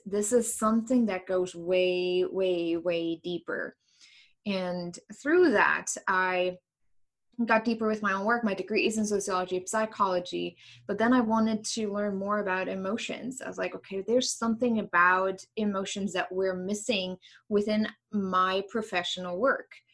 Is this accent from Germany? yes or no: yes; East Germany, Germany; English is a second language; moved away as an adult; now in United States; i grew up in east germany